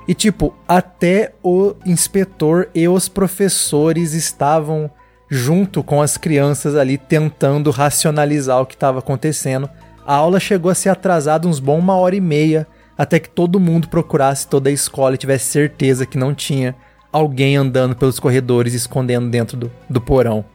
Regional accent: Assis, São Paulo, Brazil; moved away; eu sou do interior de São Paulo

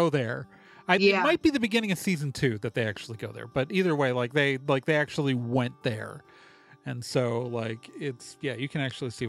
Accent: Milwaukee, Wisconsin, United States; also born or lived in Chicago, Illinois; I grew up in Milwaukee

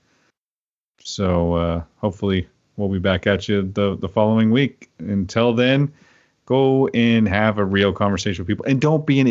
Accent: Oklahoma, United States; now in Pacific Northwest, United States; I grew up in Oklahoma where it rarely snowed

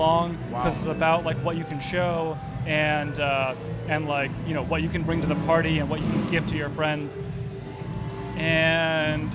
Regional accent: West Bloomfield, Michigan, United States; moved away; also born or lived in San Francisco / New York City; So I went to Groves High School. I grew up in West Bloomfield

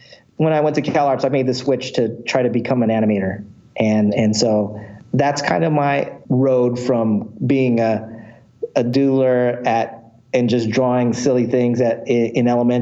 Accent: San Diego, California, United States; also born or lived in Valencia, California; I was born and raised in San Diego

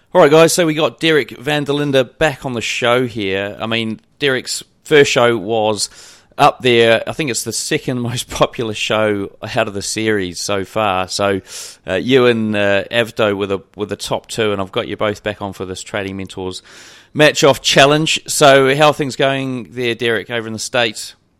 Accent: New Zealand; being a Kiwi

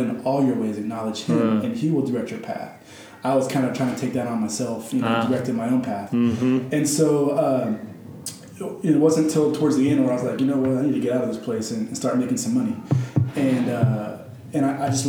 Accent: Lewisville, Texas, United States; I grew up mostly in Lewisville, Texas

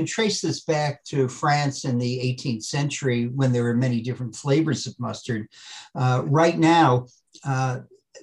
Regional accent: Worcester, Massachusetts, United States; when I was growing up in Worcester, Massachusetts

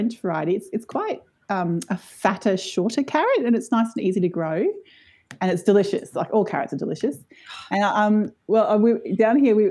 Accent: Brisbane, Queensland, Australia; I grew up in Meanjin in Brisbane in a really vibrant suburb called Kurilpa, which is in West End.

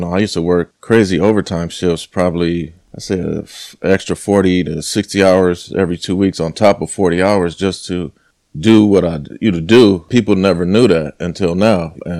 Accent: Los Angeles, California, United States; I've come from, I'm from South Central LA, and a lot of my friends, you know, we weren't supposed to make it past 18. I'm 43 years old

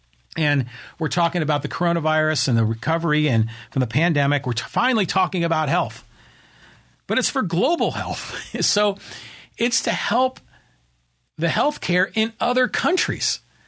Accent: Burlingame, California, United States; I was raised in Burlingame, and I remember they built BART, and it was always on the East Bay.

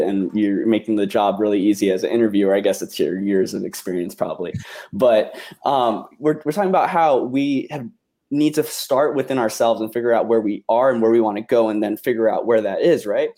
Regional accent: Guam; moved away; I'm from Guam.

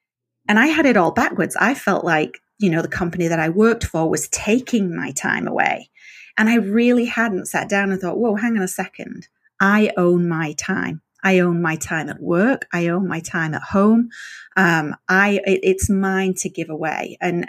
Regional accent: England, United Kingdom; And I've got to be honest, being English, I thought Kalamazoo was going to be way more interesting than it turned out to be.

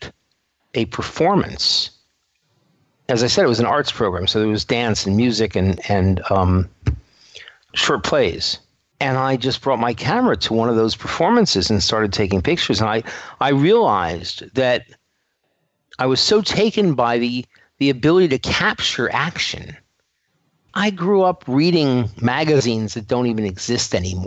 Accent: New York City, New York, United States; accent: New York; New York. New York City. Okay. Yeah. And every once in a while, the accent comes through.

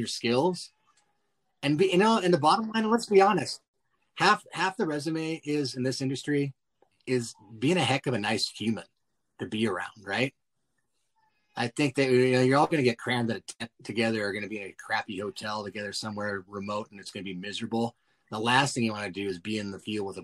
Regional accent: Montana, United States; growing up in Montana

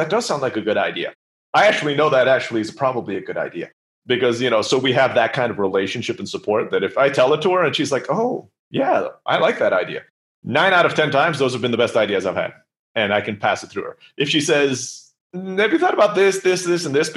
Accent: United States; now in Mexico; I speak Spanish, but I'm American

